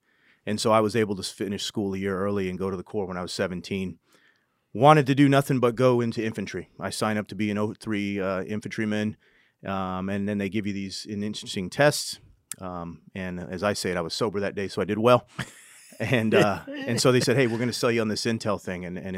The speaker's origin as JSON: {"language": "English", "region": "New Hampshire", "country": "United States", "tie": "born or raised there", "also_born_or_lived": "California", "said": "But I was born in New Hampshire and grew up there. My father was in the Army. We moved to California."}